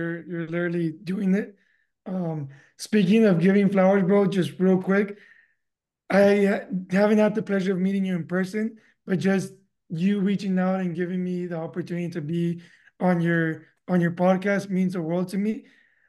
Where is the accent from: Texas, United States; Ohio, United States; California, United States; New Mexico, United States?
Texas, United States; San Juan; born there; I was born in San Juan. I was born in the valley.